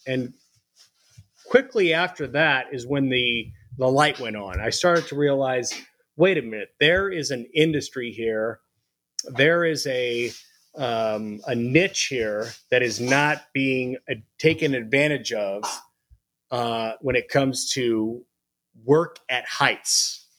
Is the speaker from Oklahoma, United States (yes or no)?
no; Phoenix, Arizona, United States; moved away as an adult; also born or lived in Missouri / Colorado Springs, Colorado; now in Denver, United States; I was born and raised in Phoenix, Arizona